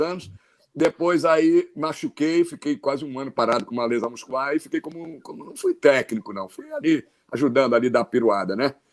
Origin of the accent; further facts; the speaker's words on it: Pelotas, Rio Grande do Sul, Brazil; Eu sou de Pelotas